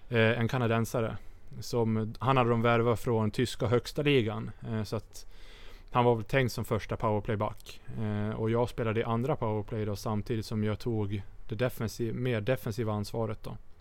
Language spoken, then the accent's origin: Swedish; Sweden; moved away